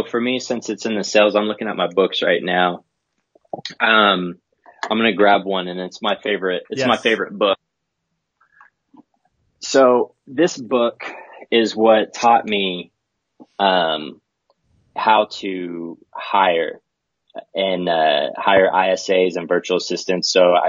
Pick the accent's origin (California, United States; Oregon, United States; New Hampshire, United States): New Hampshire, United States; born there; I get to be that huge Boston fanatic because I was born in New Hampshire.